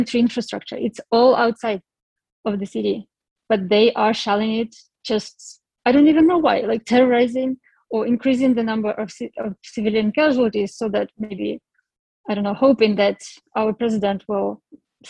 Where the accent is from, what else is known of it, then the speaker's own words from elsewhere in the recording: Ukraine; moved away as an adult; now in United Kingdom; I'm from Ukraine